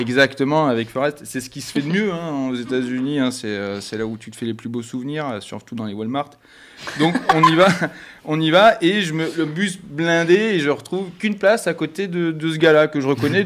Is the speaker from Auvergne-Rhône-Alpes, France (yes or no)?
no; Bordeaux, Nouvelle-Aquitaine, France; Moi, je suis de Bordeaux.